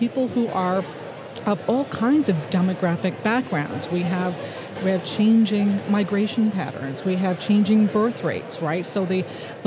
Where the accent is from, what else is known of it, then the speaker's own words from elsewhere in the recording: Detroit, Michigan, United States; moved away as an adult; also born or lived in New York; I'm from Detroit, so I was involved in the advertising PR industry there